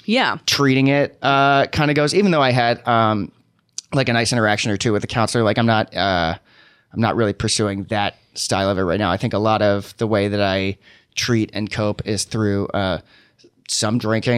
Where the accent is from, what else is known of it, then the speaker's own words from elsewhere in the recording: Ohio, United States; moved away as an adult; also born or lived in Oklahoma; now in New York, United States; I grew up in Ohio